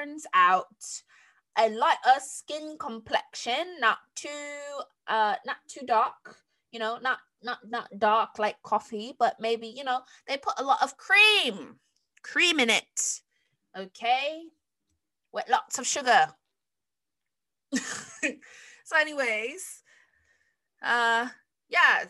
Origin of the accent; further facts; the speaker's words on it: United States; accent: American; my regular American accent